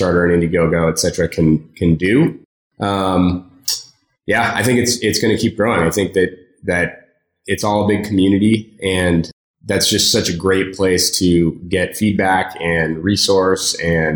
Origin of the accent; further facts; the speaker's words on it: San Francisco, California, United States; I grew up in San Francisco